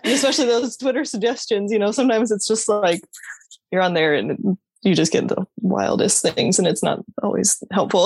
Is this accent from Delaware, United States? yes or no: no; Aurora, Colorado, United States; moved away as an adult; now in Des Moines, United States; I reside in Des Moines, Iowa, but I grew up in Aurora, Colorado